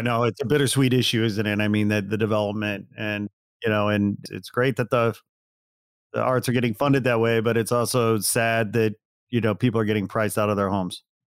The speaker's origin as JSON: {"language": "English", "town": "Gary", "region": "Indiana", "country": "United States", "tie": "born or raised there", "said": "I was born in Gary, Indiana"}